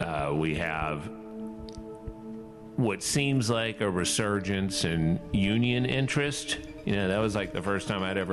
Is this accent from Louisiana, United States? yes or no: yes; New Orleans, Louisiana, United States; growing up in the South. I grew up in New Orleans